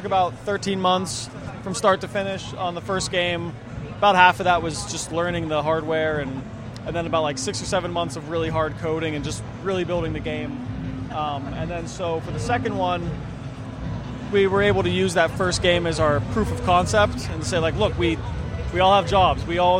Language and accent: English; Pittsburgh, Pennsylvania, United States; we grew up around Pittsburgh. It was a big steel town, lots of railroads around.